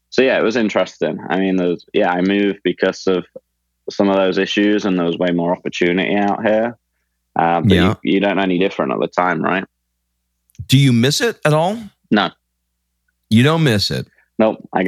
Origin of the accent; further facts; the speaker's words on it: Leicester, East Midlands, United Kingdom; when I say oh, I'm from England, they go, oh, wow, London, London's great. It'd be cool to live there. But that's like saying, oh, I'm from America. I live in New York, right? It's not always the same in different parts of England. So Leicester was a, a smaller city